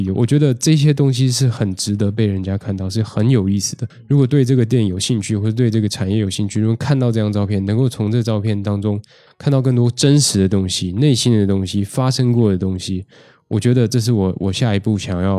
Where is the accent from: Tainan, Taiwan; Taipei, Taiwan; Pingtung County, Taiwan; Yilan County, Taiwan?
Taipei, Taiwan; 因为我台湾人嘛，我在台北，我家在台北